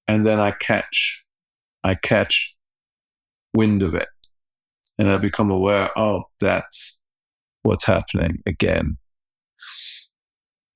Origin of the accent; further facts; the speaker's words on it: Ireland; I'm Irish